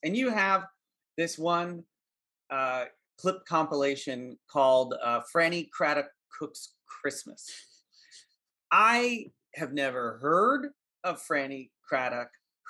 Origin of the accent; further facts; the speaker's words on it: East Coast, United States; moved away; I grew up on the East Coast. I never watched Southern California TV growing up